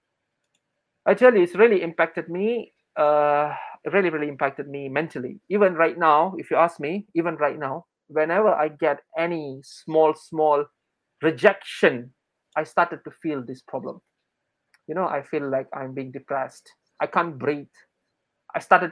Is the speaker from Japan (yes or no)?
no; Selangor, Malaysia; moved away as an adult; I'm from Selangor